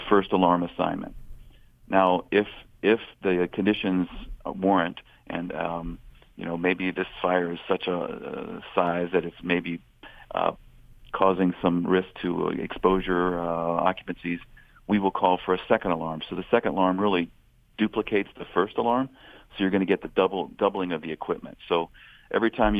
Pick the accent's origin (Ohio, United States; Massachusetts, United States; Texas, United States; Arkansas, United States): Ohio, United States; Xenia; growing up in the Xenia and Greene County area